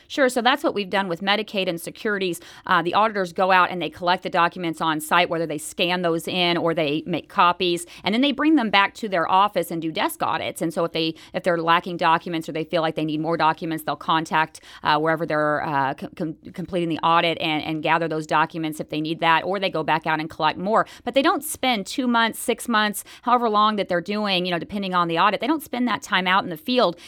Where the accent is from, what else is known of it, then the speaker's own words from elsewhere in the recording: Enid, Oklahoma, United States; moved away as an adult; also born or lived in Texas / Florida / Iowa; I grew up in Oklahoma